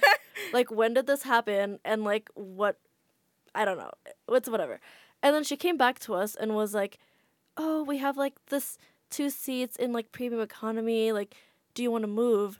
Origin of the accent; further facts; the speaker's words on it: Jakarta, Indonesia; moved away as an adult; now in United States; Yeah, I grew up in Jakarta, and then my family moved there while I was already in the U S